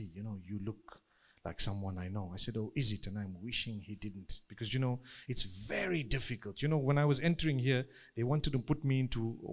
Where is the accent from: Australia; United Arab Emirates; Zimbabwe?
Zimbabwe; I come from Zimbabwe